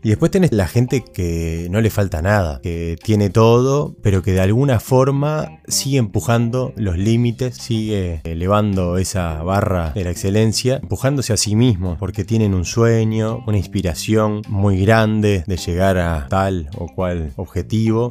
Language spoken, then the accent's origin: Spanish; Uruguay; soy uruguayo